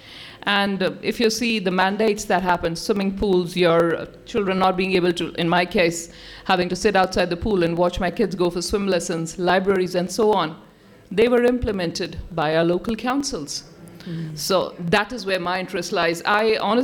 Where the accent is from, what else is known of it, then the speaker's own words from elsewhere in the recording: India; moved away as an adult; now in New Zealand; I come from India, the Sikh community.